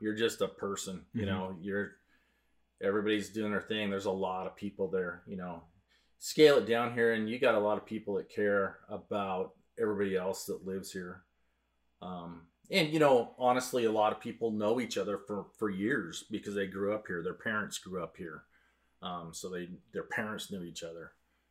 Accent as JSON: {"language": "English", "town": "Wenatchee", "region": "Washington", "country": "United States", "tie": "born or raised there", "said": "when I grew up in Wenatchee, it was probably... Well, it wasn't probably. It was half the size it is now."}